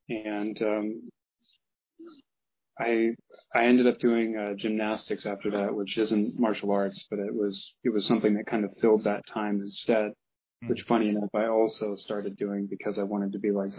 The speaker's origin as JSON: {"language": "English", "region": "Midwest", "country": "United States", "tie": "born or raised there", "said": "On top of the fact that, again, I mentioned I grew up in the Midwest. There's not much in terms of like a genuinely good teacher around here."}